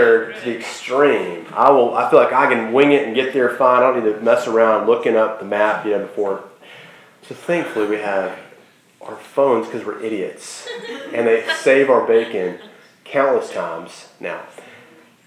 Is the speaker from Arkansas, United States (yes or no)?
yes; Sherwood, Arkansas, United States; I grew up in Sherwood, Arkansas